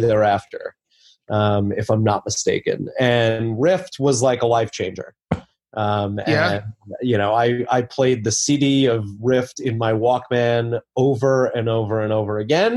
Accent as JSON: {"language": "English", "area": "Long Island", "region": "New York", "country": "United States", "tie": "born or raised there", "also_born_or_lived": "Chicago", "lives_now": "New York City, United States", "said": "I grew up on Long Island"}